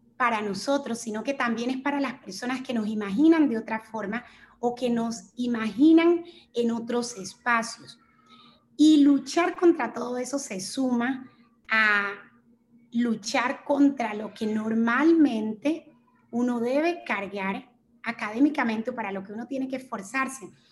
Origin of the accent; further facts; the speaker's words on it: Chocó, Colombia; moved away as an adult; also born or lived in Bogotá; me fui a la ciudad de Bogotá porque en el departamento del Chocó tampoco tenemos facultades de medicina